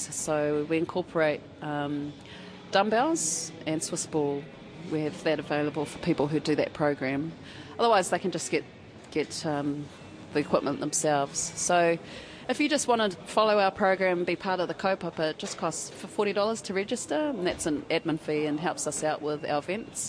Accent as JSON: {"language": "English", "region": "Gisborne", "country": "New Zealand", "moved": "as an adult", "lives_now": "Wellington, New Zealand", "said": "I come from Gisborne, low socioeconomic area"}